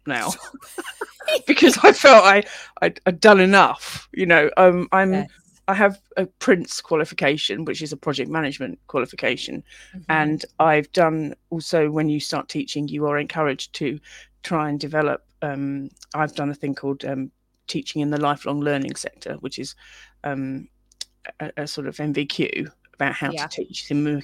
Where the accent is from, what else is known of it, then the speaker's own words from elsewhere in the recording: London, United Kingdom; now in Wales, United Kingdom; I'm from London originally, and living in Wales